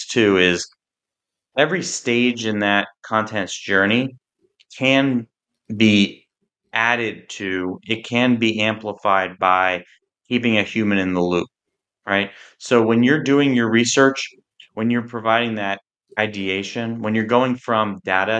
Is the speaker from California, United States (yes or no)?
no; New Jersey shore, United States; I grew up on the New Jersey shore